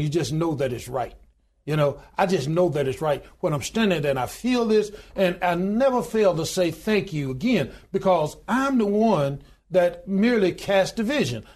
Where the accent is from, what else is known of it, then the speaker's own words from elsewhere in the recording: Goodwater, Alabama, United States; I was born in the Deep South. of born in a little small town in good water, Alabama, population twelve hundred and ninety-two today